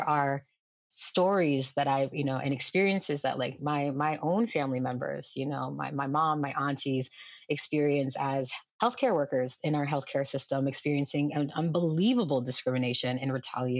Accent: New Hampshire, United States; first language Lingala; also born or lived in Democratic Republic of the Congo; I am an African who grew up in America, who, you know, is American by culture

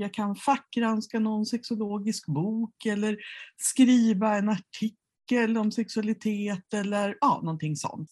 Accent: Mora, Dalarna County, Sweden; i Mora, där jag växte upp

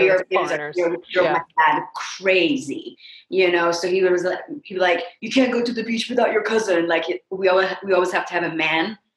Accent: Brussels, Brussels-Capital Region, Belgium; first language French; English is a second language; also born or lived in Tunisia; now in United States; So in Belgium, depending on where you are in the country, you either learn French first or Dutch first. I was in Brussels

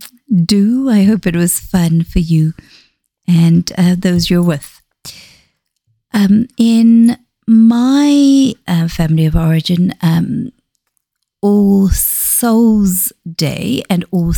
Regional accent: Zambia; born there; I usually reveal that I was born in Zambia, which is where my parents moved to.

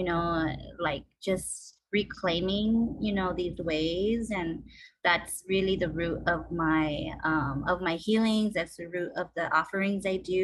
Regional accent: Los Angeles, California, United States; I'm from LA. I grew up in the San Fernando Valley, Fernandeño Tatavium land. And I grew up in Pacoima.

